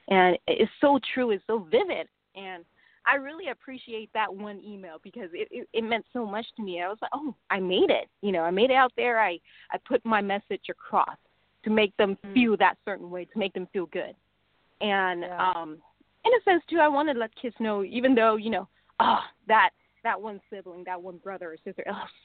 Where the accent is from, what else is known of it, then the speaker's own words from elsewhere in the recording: Hong Kong; now in United States; I grew up in Hong Kong